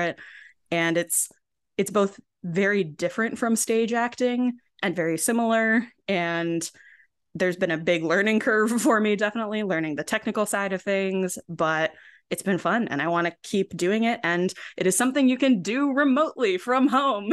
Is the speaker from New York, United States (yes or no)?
yes; Binghamton, New York, United States; moved away as an adult; I ended up actually moving back to my hometown, Binghamton, New York, for a while and still here.